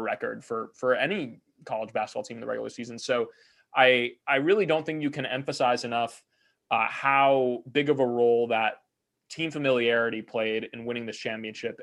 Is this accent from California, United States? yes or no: yes; Bruin country, California, United States; growing up in Bruin country